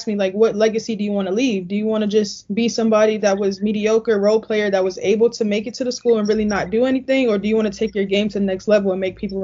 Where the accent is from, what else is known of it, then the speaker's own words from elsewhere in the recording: New York City, New York, United States; moved away as an adult; now in Gainesville, United States; In Queens, it's a whole lot of I would say hustlers, go-getters, a lot of people that's about, you know, their business. They do what they need to do to make it to the next day. That's what I was born and raised around